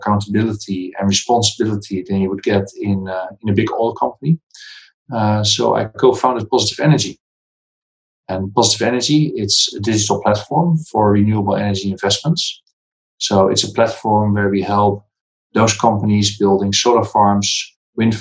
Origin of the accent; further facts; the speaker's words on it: Netherlands; moved away as an adult; also born or lived in Kazakhstan / Singapore; I'm from the Netherlands.